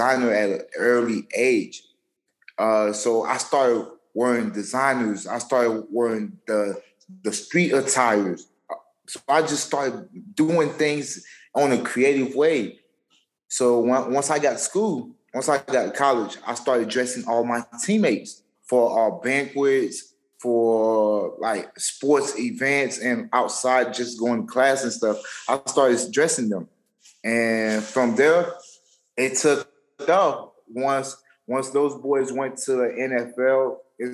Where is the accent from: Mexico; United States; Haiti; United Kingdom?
Haiti; English is a second language; moved away; Originally from Haiti, moved from Haiti 2003